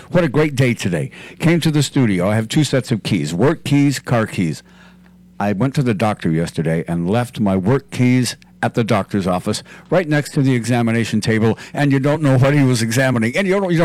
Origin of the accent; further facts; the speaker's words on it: California, United States; I was from California